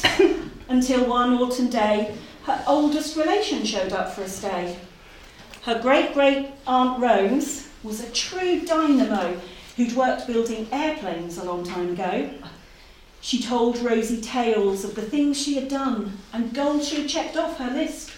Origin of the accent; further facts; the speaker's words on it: Norfolk, East of England, United Kingdom; moved away as an adult; now in Lancashire, United Kingdom; I'm from Norfolk. Actually, I'm from Norfolk. I've just moved to Lancashire.